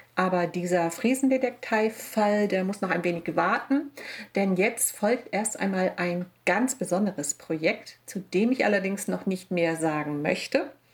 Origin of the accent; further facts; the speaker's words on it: Wilstermarsch, Schleswig-Holstein, Germany; meine Heimat. Die Marsch und die Stör und die Elbe